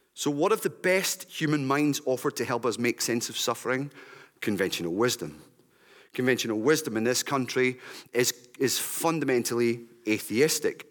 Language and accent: English; West Lothian, Scotland, United Kingdom; I grew up in West Lothian.